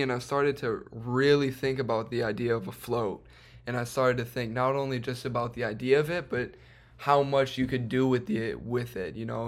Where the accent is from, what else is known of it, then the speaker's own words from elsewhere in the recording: Chicago, Illinois, United States; I myself um, have also been born and raised in Chicago